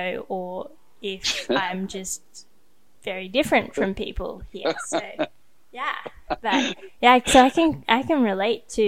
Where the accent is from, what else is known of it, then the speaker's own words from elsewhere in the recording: Sydney, New South Wales, Australia; also born or lived in Thailand; I grew up in Sydney, which is like, it's like, you know, the one of the biggest cities in Australia